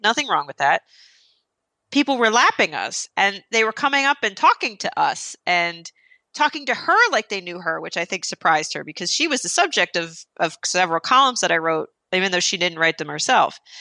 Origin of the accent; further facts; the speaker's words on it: New Jersey, United States; I'm Italian. I'm from New Jersey